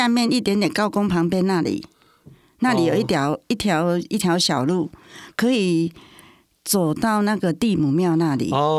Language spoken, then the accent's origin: Chinese; Tainan, Taiwan; moved away; 我是台南人，